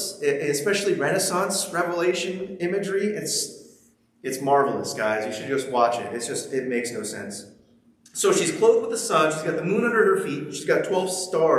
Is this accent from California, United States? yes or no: yes; Ventura, California, United States; moved away as an adult; now in Pacific Northwest, United States; we're from Ventura, so we live 30 minutes from the beach